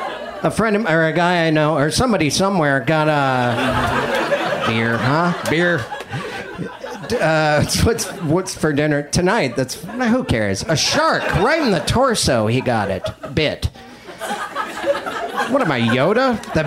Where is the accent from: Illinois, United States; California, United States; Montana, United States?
Montana, United States; Yeah, I was raised and bred in Montana. And as a child, I ate nothing but raisin bread.